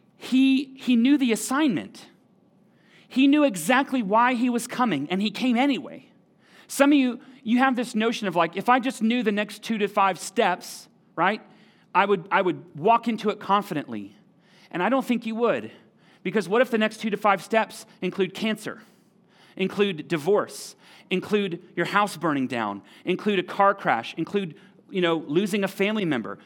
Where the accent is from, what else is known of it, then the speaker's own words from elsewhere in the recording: United States; we're American